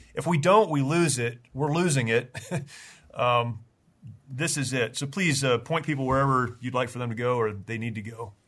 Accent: United States; as an American, you know, who was raised in a very conservative, patriotic home

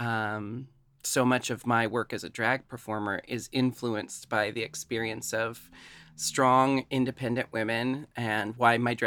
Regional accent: Portland, Oregon, United States; growing up in Portland

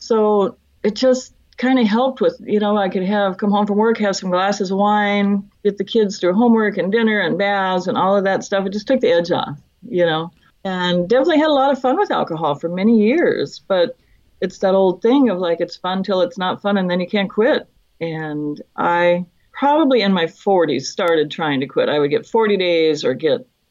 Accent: Fairbanks, Alaska, United States; now in Oregon, United States; I'm originally from Fairbanks, Alaska. I live in Oregon now.

